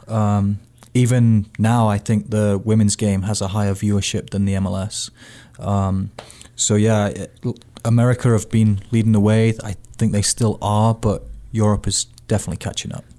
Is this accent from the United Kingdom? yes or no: yes; United Kingdom; now in United States; as a Brit